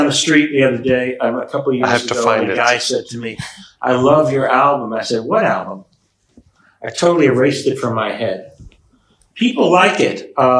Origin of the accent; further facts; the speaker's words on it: United States; I'm an American person